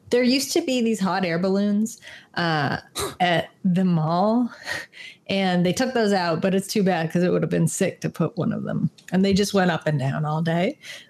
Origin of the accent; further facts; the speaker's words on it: Toronto, Ontario, Canada; I'm from Scarborough, so I'm, you know, the suburbs of Toronto.